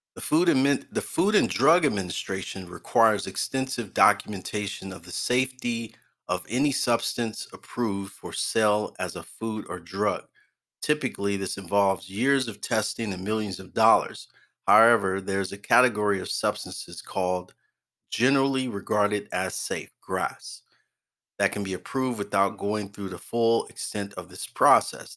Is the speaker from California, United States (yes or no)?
yes; Oakland, California, United States; I grew up in Oakland, the Bay Area